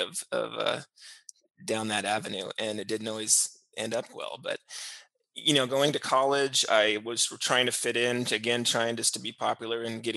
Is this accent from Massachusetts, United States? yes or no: no; Schuyler, Nebraska, United States; also born or lived in Columbus, Nebraska; now in Duncan, United States; I grew up in Schuyler, Nebraska